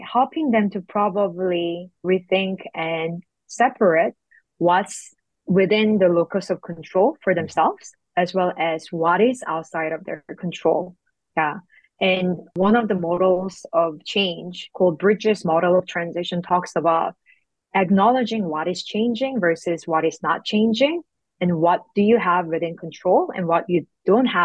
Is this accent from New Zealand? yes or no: no; South Korea; moved away as an adult; also born or lived in Singapore; now in Canada; I'm born and raised in South Korea. And I stayed there until my high school